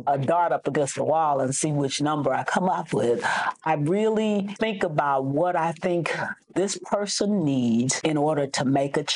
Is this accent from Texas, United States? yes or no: yes; Hempstead, Texas, United States; also born or lived in Dallas, Texas; I'm originally from Hempstead, Texas